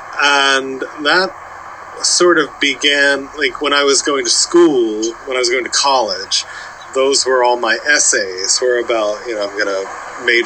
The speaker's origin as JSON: {"language": "English", "town": "New Castle", "region": "Delaware", "country": "United States", "tie": "born or raised there", "moved": "yes", "lives_now": "Los Angeles, United States", "said": "I grew up in Newcastle, Delaware."}